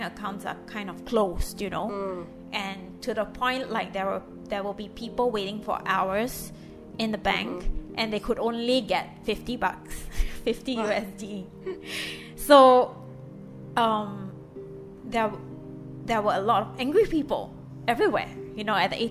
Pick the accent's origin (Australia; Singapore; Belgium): Singapore; moved away as an adult; now in Lebanon; I'm a Singaporean and I live in Lebanon